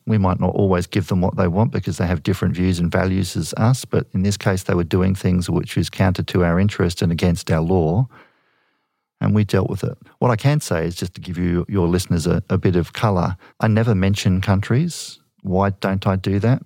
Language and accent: English; Australia